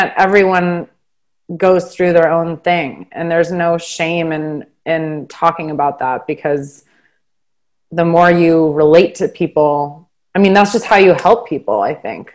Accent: Boston, Massachusetts, United States; moved away as an adult; also born or lived in New York; now in St. Louis, United States; I was born and raised in Boston, Massachusetts

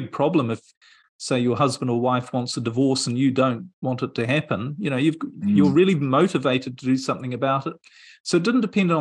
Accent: New Zealand; moved away; I'm originally from New Zealand, and I was living in New Zealand at the time

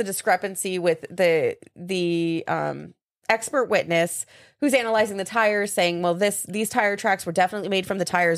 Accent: Las Vegas, Nevada, United States; moved away; That's where my hometown was.

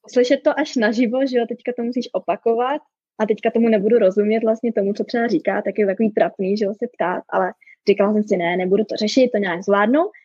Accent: Czechia; moved away as an adult; now in Calgary, Canada; já jsem teda Češka

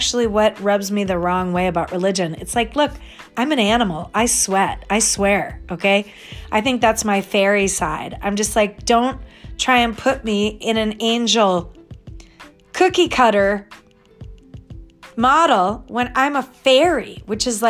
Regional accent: Connecticut, United States; I was born in Connecticut

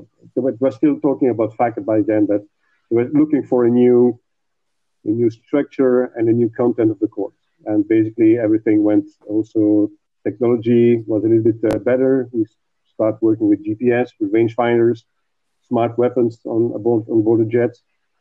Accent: Belgium; from Belgium.

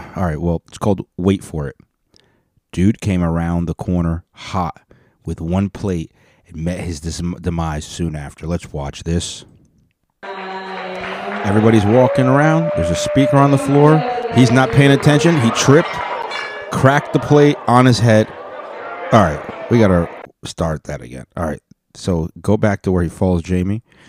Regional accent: Texas, United States; you know, I'm from the South. I'm from Texas, and we're polite

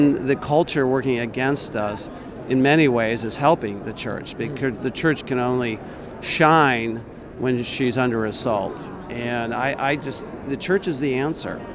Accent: Pemberville, Ohio, United States; from Pemberville, Ohio

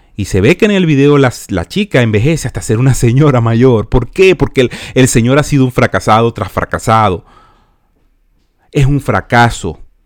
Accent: Venezuela; moved away; salí de Venezuela por cuestiones de socialismo

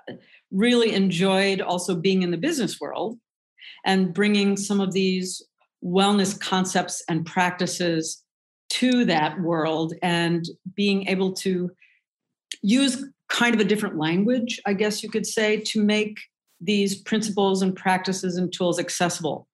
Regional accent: Chicago, Illinois, United States; I'm from Chicago

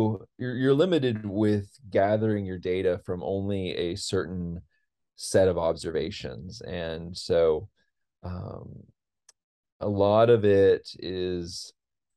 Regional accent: Modesto, California, United States; moved away as an adult; now in Tennessee, United States; I'm originally from Modesto, California, and came out to Tennessee to do a PhD on Mars geology. And I'm still working at the University of Tennessee.

